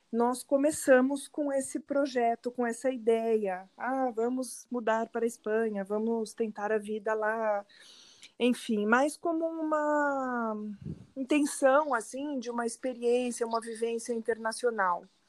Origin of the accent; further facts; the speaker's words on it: São Paulo, Brazil; moved away as an adult; also born or lived in São Bernardo do Campo, Brazil; now in Alcalá de Henares, Spain; eu sou de São Paulo, sou nascida em São Paulo, vivi muitos anos em São Bernardo, mas nos últimos 10 anos já vivi em São Paulo